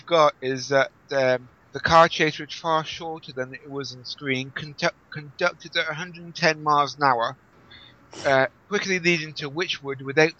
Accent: England, United Kingdom; I was the Englishman talking about cricket earlier on.

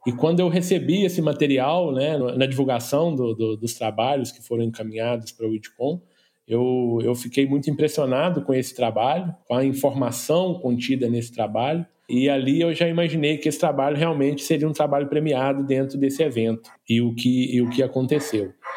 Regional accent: Rio de Janeiro, Brazil; eu do Rio de Janeiro

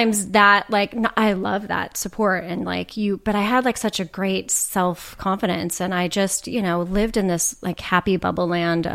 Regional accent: Orange County, California, United States; I grew up in Orange County, which that's a whole other reality.

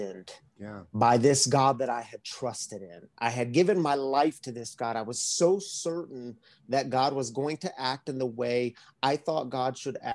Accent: Missouri, United States; moved away as an adult; also born or lived in Michigan; I grew up in Missouri

